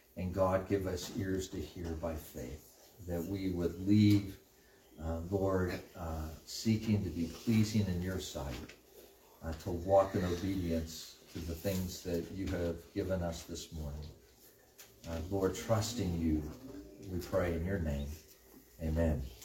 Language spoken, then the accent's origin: English; United States; as American Christians